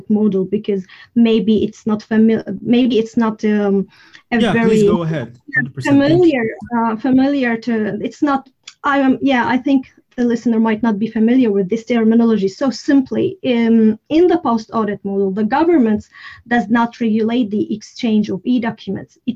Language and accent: English; Syria; first language Arabic; English is a second language; now in Sweden; I speak Arabic as my native language. I'm originally from Syria, but I live in Sweden.